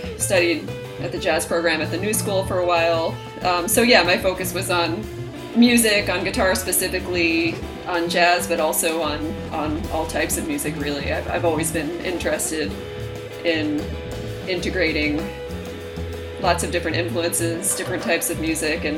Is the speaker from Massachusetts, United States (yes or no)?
yes; Boston, Massachusetts, United States; moved away as an adult; also born or lived in Brooklyn, New York; now in New York, United States; I'm originally from Boston, Massachusetts, and I grew up there